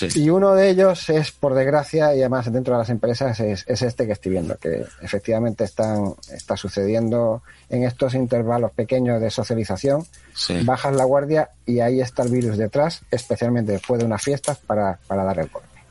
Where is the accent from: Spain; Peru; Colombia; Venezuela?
Spain; somos españoles